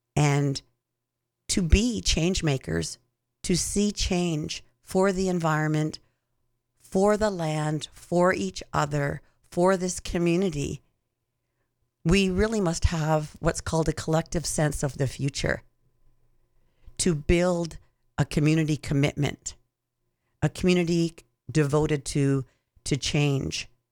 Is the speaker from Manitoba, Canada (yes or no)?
no; Six Nations of the Grand River, Ontario, Canada; also born or lived in Hamilton, Ontario; I was born in Hamilton, Ontario, and lived on Six Nations of the Grand. Went to school there until I went to high school